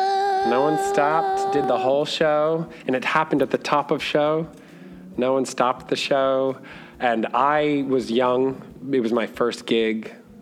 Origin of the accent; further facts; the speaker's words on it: Miami, Florida, United States; I was born and raised in Miami, Florida. I've been in Orlando since 2004.